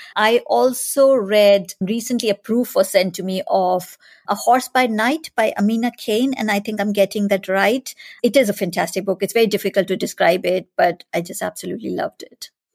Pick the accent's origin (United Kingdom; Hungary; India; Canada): India; moved away; I grew up in India